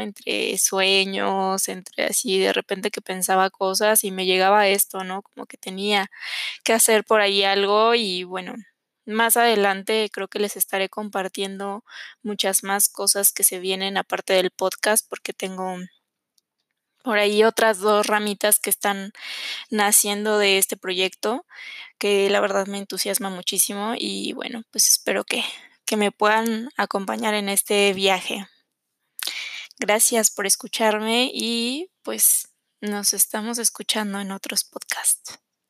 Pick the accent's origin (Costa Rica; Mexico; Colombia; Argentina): Mexico; Mexico City; soy de la Ciudad de México